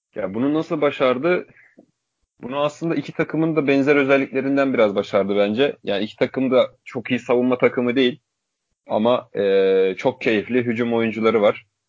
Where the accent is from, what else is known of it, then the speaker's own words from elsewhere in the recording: Turkey; Türk Türküz